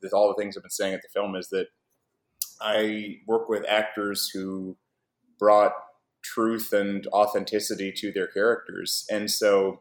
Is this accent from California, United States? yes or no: no; Oklahoma, United States; moved away as an adult; now in Japan; I grew up in Oklahoma and studied Japanese and worked very hard to get to Japan and live there